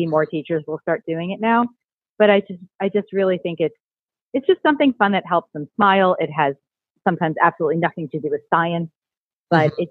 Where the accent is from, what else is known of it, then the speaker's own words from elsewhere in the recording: United States; also born or lived in Florida Keys; I'm originally, like, I grew up in New York, New Jersey area.